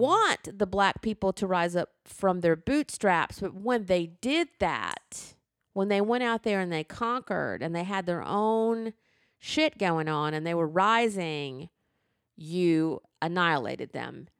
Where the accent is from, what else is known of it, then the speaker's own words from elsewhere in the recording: Alabama, United States; I grew up in the Jim Crow South, where in the seventh grade I went in to social studies class